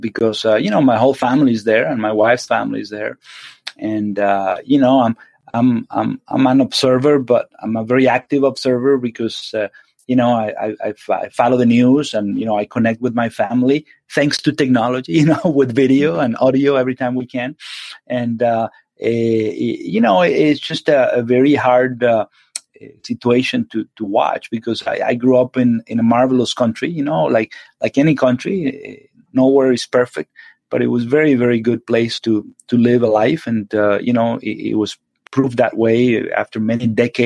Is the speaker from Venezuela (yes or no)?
yes; Venezuela; moved away as an adult; now in United States; Yes, I'm from Venezuela originally. I lived there all my life